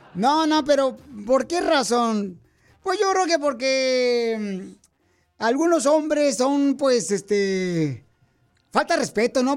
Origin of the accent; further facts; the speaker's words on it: Michoacán, Mexico; now in United States; Soy de Michoacán